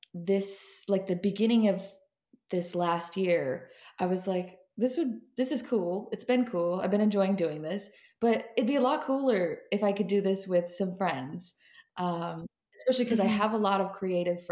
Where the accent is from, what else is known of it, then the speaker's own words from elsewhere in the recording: Seattle, Washington, United States; moved away; I am originally from Seattle, Washington, that area